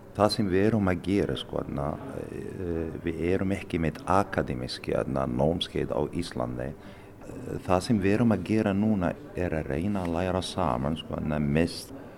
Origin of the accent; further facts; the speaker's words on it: Morocco; Icelandic is a second language; now in Akureyri, Iceland; Ég fæst í Marokko